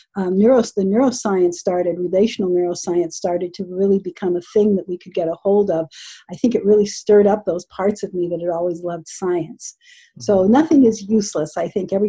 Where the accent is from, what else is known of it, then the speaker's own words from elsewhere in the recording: Southern California, United States; I grew up in Southern California in the United States